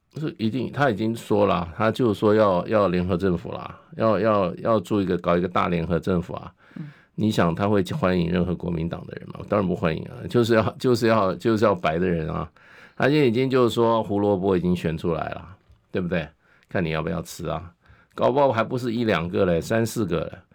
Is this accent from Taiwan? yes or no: yes; Taiwan; 我们台湾人是怎么样？重情重义